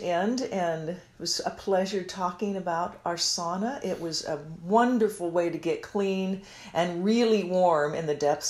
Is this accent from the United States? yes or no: yes; Kansas City, Missouri, United States; moved away as an adult; also born or lived in West Concord, Minnesota; growing up in Kansas City, Missouri